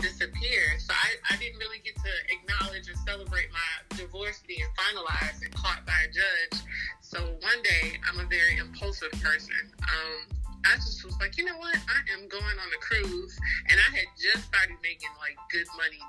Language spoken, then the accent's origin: English; the South, United States; we're from the South